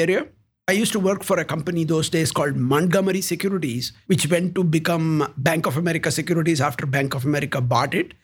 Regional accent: South India, India; moved away as an adult; also born or lived in United States; now in Columbus, United States; I was born in India

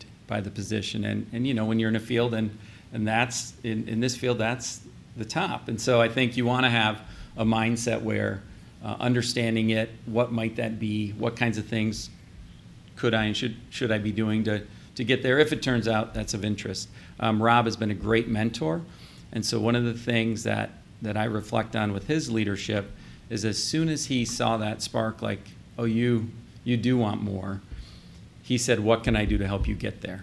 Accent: Southeast Michigan, United States; moved away as an adult; now in Columbus, United States; I grew up in Michigan.

